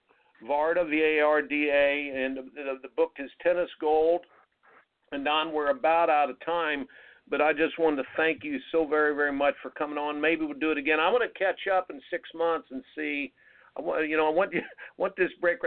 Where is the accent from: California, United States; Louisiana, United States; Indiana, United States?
Indiana, United States; growing up in the Indiana